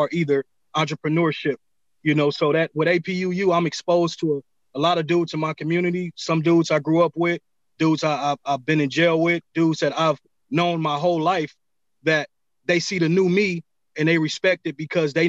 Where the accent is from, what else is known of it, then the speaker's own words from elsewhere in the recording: Los Angeles, California, United States; I'm from South Central LA, born and raised, man. I grew up on Hoover Street